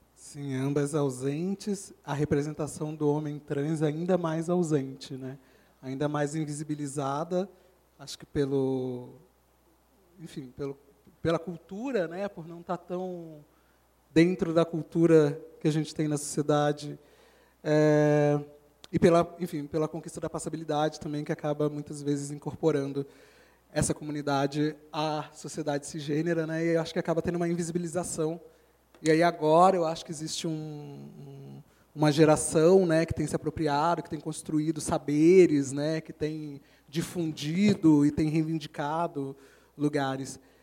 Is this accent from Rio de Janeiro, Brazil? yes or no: yes; Rio de Janeiro, Brazil; moved away as an adult; now in São Paulo, Brazil; Eu sou carioca, como meus colegas aqui